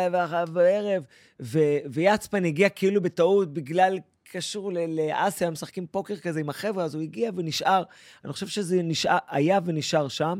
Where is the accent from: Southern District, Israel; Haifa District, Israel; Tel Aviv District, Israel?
Southern District, Israel; Eilat; moved away as an adult; now in Paris, France; אני אילתי הרי